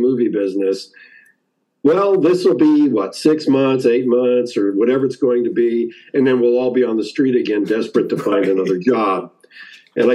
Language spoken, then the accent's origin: English; Downey, California, United States; a little boy growing up in Downey, California